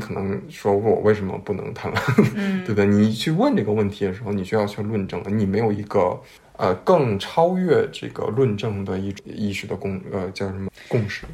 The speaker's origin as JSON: {"language": "Chinese", "country": "China", "said": "我们中国人"}